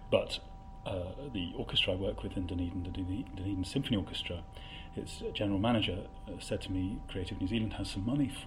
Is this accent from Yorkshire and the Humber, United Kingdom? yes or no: no; Coventry, West Midlands, United Kingdom; moved away; also born or lived in Oxford; I come from Coventry